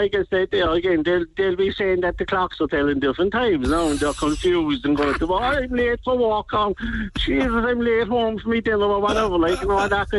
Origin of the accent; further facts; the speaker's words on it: Blarney, County Cork, Ireland; Before that, I was on the Pandenord area. But I'm originally from the Blarney area, so it was only a natural thing for me to move back there.